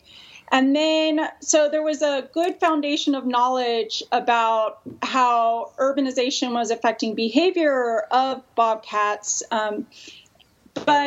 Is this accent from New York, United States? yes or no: no; Texas, United States; moved away; also born or lived in California; I'm actually from Texas